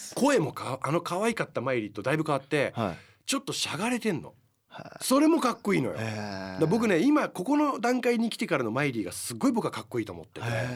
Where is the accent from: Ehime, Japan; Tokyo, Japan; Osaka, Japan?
Tokyo, Japan; Higashimurayama; うちの地元の近くなんですよ僕東京の東村山 っていうとこなんですけど